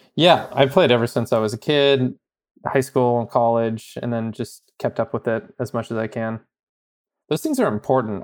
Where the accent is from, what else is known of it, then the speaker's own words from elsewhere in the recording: Bay Area, California, United States; I'm from the Bay Area